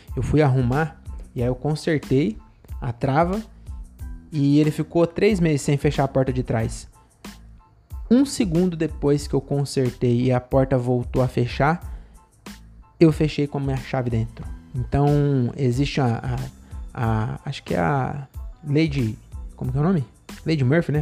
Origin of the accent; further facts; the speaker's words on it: Francisco Morato, São Paulo, Brazil; eu sou de Morato